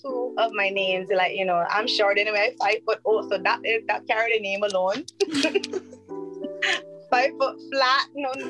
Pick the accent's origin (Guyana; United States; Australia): Guyana; Georgetown, Demerara-Mahaica; And I say it from where I come from. So from Georgetown, my mama is from Dog City. And I was raised in Dog City, which a lot of people don't know.